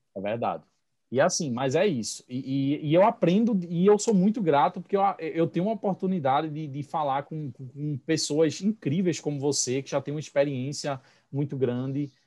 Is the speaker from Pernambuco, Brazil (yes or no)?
yes; Pernambuco, Brazil; accent: pernambucano; also born or lived in Recife; now in Vicência, Brazil; eu sou de Pernambuco